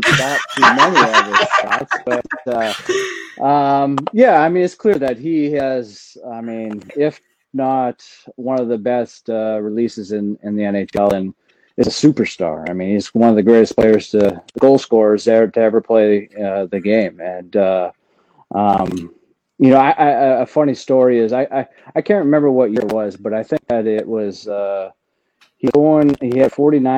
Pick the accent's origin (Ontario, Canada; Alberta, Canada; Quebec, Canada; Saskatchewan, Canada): Alberta, Canada; Sherwood Park; I'm from Sherwood Park, Alberta, just outside of Edmonton